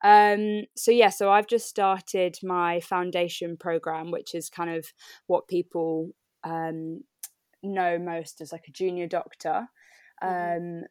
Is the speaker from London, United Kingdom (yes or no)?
yes; London, United Kingdom; moved away as an adult; now in Yeovil, United Kingdom; I am from London. Grew up in London